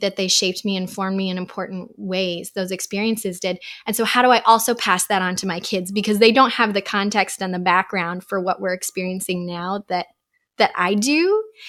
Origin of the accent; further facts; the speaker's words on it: Uzbekistan; moved away; growing up in Uzbekistan, there were some hard things about living there